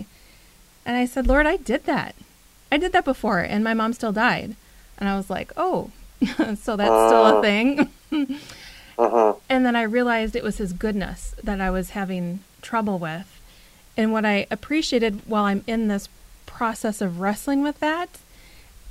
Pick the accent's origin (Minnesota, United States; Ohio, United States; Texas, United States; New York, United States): Minnesota, United States; I grew up in Minnesota, generations and generations of my family in Minnesota